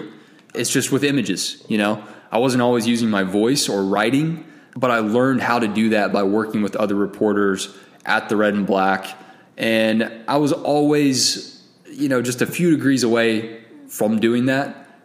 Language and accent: English; Lawrenceville, Georgia, United States; I grew up in Lawrenceville, Georgia, and I went to Collins Hill High School.